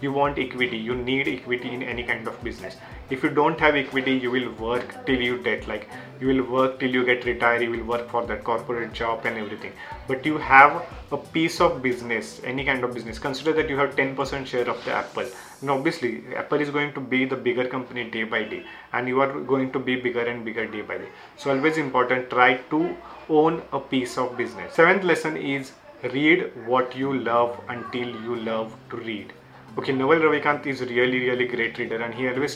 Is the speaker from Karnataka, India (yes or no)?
no; Marathi, Maharashtra, India; English is a second language; my English is not that good because I am from the Marathi background